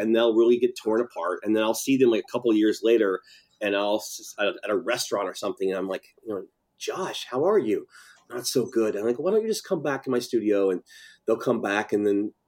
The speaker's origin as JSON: {"language": "English", "region": "Tennessee", "country": "United States", "also_born_or_lived": "Nashville / Los Angeles", "moved": "as an adult", "said": "I'm from Tennessee"}